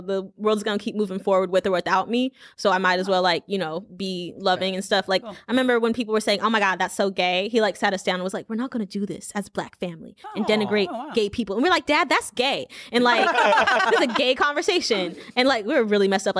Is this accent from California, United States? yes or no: yes; Pasadena, California, United States; also born or lived in Louisiana; I grew up in Pasadena, California